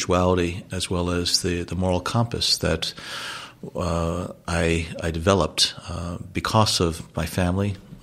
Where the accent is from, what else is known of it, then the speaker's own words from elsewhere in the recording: North Bergen, New Jersey, United States; also born or lived in West New York; I was born in Jersey City. I grew up in Hudson County, New Jersey, first West New York and then North Bergen, which is right across from Manhattan